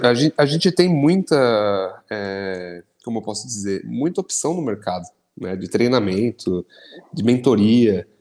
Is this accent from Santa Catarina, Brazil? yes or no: no; São Caetano do Sul, São Paulo, Brazil; lá na minha cidade de São Caetano